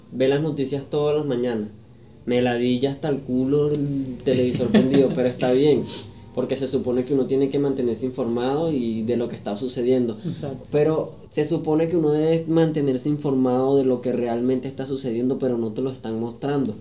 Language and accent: Spanish; Venezuela; moved away; nosotros como venezolanos